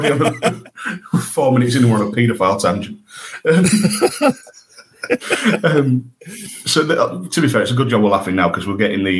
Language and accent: English; York, Yorkshire and the Humber, United Kingdom; my hometown in York